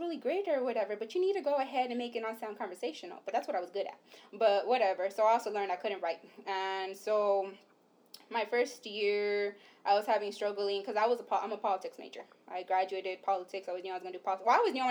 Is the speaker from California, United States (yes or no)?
yes; Los Angeles, California, United States; moved away as an adult; also born or lived in Santa Cruz; we're from East Los Angeles